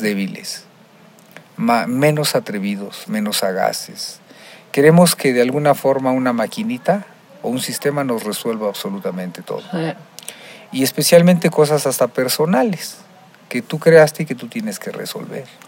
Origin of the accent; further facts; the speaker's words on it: Mexico; nosotros como mexicanos tenemos una idiosincrasia